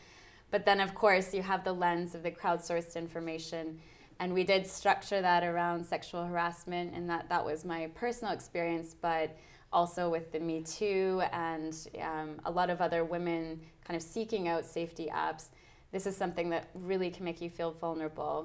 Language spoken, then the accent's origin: English; Canada; moved away as an adult; now in London, United Kingdom; I'm Canadian and moved over to London about 2 years ago to do my master's degree in public health